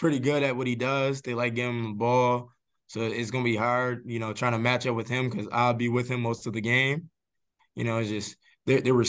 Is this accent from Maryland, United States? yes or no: no; Buffalo, New York, United States; I'm from Buffalo, and it gets cold